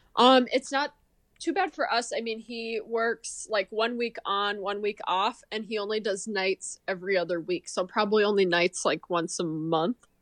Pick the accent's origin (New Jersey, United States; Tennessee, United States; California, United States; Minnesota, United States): Minnesota, United States; Marshall; also born or lived in Texas; I'm from Marshall, Minnesota, like southwest corner of Minnesota, kinda smaller town